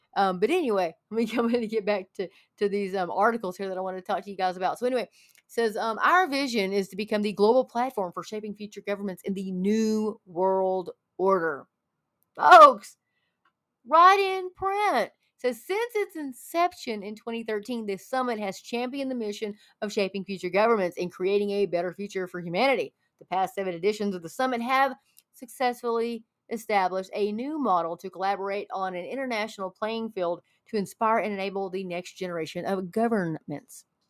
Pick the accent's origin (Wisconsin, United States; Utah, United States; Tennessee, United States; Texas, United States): Texas, United States; I'm from Texas